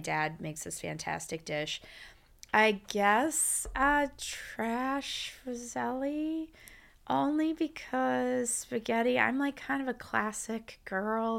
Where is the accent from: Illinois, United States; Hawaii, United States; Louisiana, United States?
Illinois, United States; Champaign; I'm from the Midwest